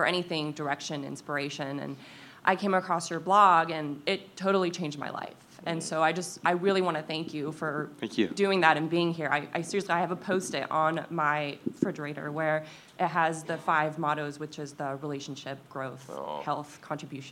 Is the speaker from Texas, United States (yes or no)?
no; Dayton, Ohio, United States; I'm from here in Dayton.